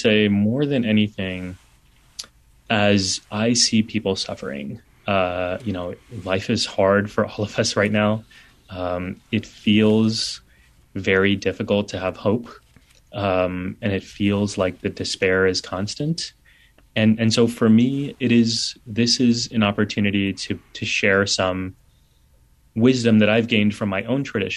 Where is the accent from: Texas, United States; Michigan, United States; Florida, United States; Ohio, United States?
Texas, United States; San Antonio; now in New York City, United States; my brothers and I were the only kids with turbans growing up in San Antonio